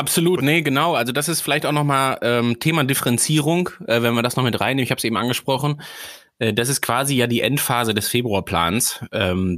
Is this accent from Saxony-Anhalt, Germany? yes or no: no; Sauerland, North Rhine-Westphalia, Germany; now in Schleswig-Holstein, Germany; ich komme aus einer Region, die auf 400 Metern in der Mitte des Deutschlands